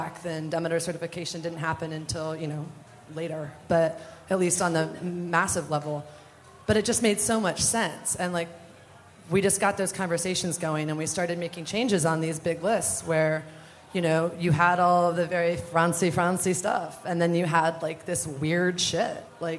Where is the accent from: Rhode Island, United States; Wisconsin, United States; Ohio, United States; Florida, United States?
Ohio, United States; Ashland; moved away; also born or lived in Minneapolis; I'm from Ashland, Ohio, which is south of Cleveland